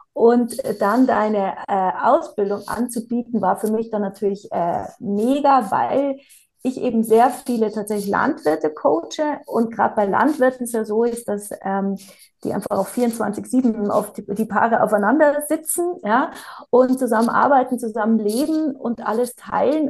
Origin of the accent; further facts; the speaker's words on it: Bavaria, Germany; now in South Tyrol, Italy; Ich bin gebürtig aus Bayern und lebe jetzt aber schon ganz lang in Südtirol